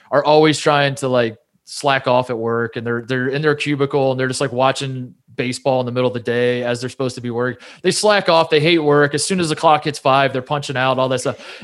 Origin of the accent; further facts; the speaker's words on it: Midwest, United States; growing up in the Midwest, a lot of Midwestern men, my dad included